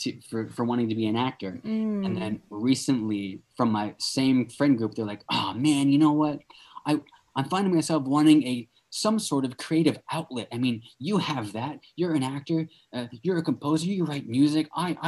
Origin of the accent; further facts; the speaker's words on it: Wichita, Kansas, United States; also born or lived in England; I was born in England, mm-hmm. and then we moved to Kansas, to Wichita, Kansas.